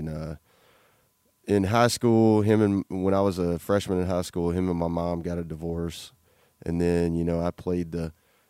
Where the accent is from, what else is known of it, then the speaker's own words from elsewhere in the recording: Louisiana, United States; growing up in a little small podunk town in Louisiana, you know, I had, my grandpa was a World War II vet in the Navy.